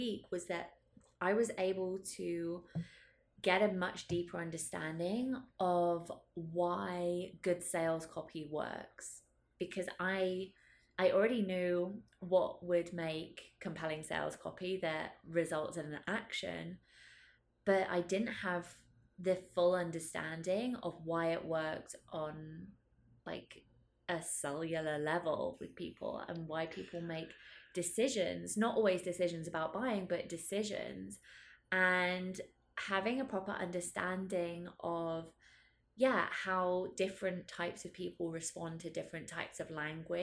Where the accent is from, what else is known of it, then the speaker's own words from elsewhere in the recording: United Kingdom; I'm also British